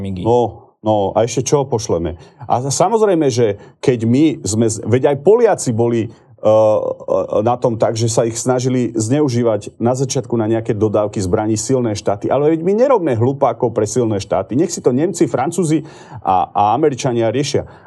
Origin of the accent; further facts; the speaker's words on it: Slovakia; Ja som Slovák. Milujem tento národ, milujem tento štát.